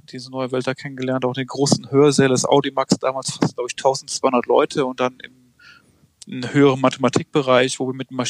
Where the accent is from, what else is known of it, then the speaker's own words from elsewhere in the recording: Merzenich, North Rhine-Westphalia, Germany; Ich meine, ich komme ich komme ja ursprünglich aus Merzen, nicht bei Düren. Das war, mein Horizont ging von Köln bis Aachen